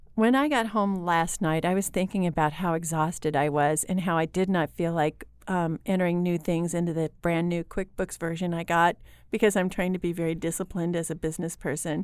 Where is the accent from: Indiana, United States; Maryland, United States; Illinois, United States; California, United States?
Illinois, United States; Lincoln; I'm from Lincoln, Illinois